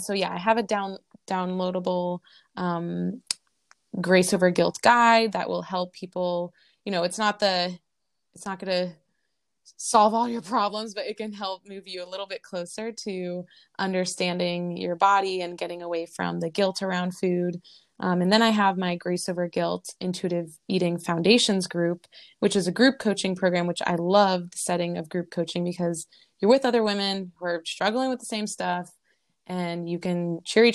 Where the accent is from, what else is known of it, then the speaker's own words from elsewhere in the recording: Boston, Massachusetts, United States; moved away as an adult; also born or lived in Long Beach, California; now in Hawaii, United States; I was born and raised in Boston, or outside of Boston